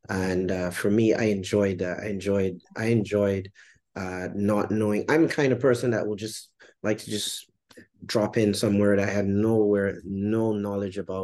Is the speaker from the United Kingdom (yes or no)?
no; Barbados; moved away as an adult; also born or lived in Jamaica; now in Grenada; I'm originally from Barbados